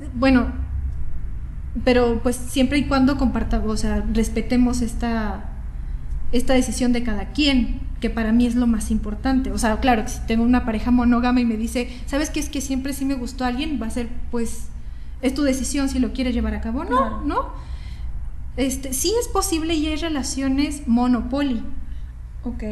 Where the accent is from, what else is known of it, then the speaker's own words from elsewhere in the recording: Guadalajara, Jalisco, Mexico; moved away as an adult; now in Mexico City, Mexico; yo soy de Guadalajara